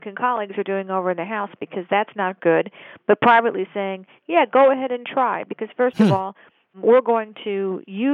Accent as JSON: {"language": "English", "region": "Michigan", "country": "United States", "said": "I'm from Michigan"}